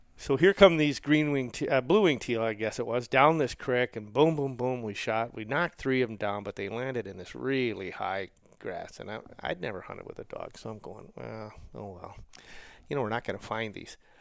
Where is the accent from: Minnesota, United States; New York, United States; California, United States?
Minnesota, United States; Roseville; I grew up in Roseville, Minnesota, which is a suburb of the cities